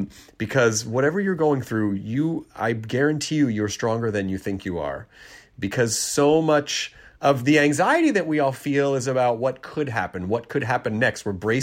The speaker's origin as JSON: {"language": "English", "region": "Tennessee", "country": "United States", "tie": "born or raised there", "also_born_or_lived": "Kentucky"}